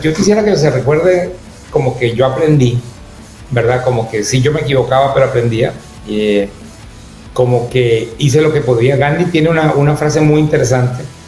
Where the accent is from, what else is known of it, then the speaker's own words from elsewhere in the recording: Ecuador; yo como ecuatoriano